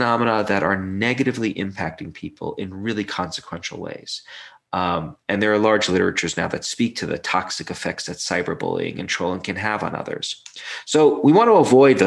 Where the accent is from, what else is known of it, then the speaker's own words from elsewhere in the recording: New York City, New York, United States; I grew up in Brooklyn